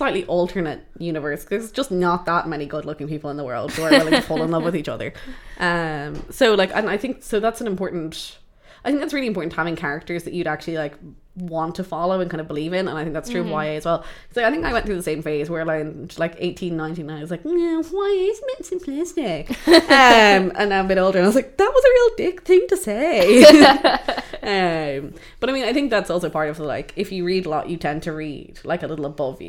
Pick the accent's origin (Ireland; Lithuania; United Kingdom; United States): Ireland; Dublin, Leinster; I'm born and raised in Dublin